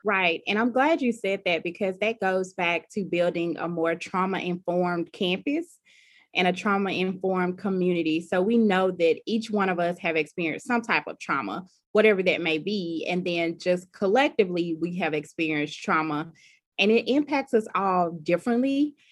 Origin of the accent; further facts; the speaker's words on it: about an hour from Columbus, rural Mississippi, United States; my hometown that's very rural and you know there aren't any services nearby